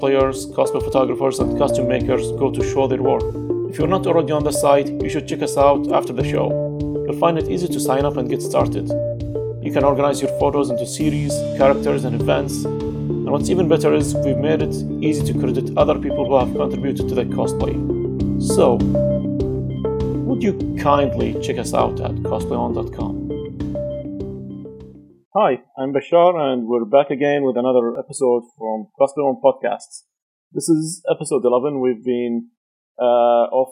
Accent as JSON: {"language": "English", "country": "Kuwait", "said": "I'm from Kuwait"}